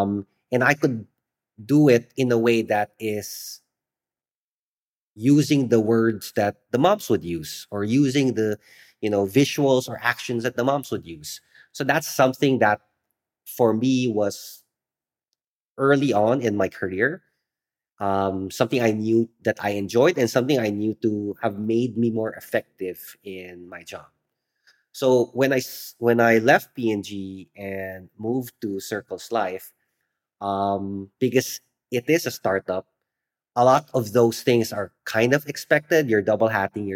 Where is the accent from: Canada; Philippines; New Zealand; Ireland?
Philippines; growing up in the Philippines